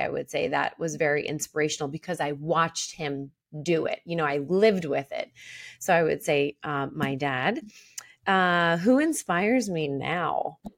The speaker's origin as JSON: {"language": "English", "town": "Philadelphia", "region": "Pennsylvania", "country": "United States", "accent": "Philly", "said": "my Philly accent"}